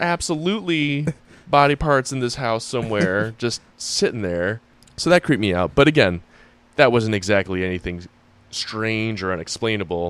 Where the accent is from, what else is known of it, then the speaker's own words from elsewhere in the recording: Springfield, Massachusetts, United States; I grew up in Springfield, Massachusetts, in a historic district